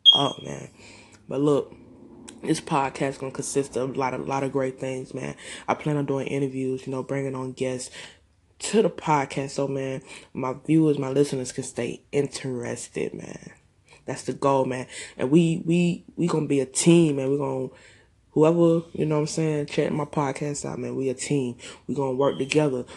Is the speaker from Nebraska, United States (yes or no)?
no; Augusta, Georgia, United States; I'm from Augusta, GA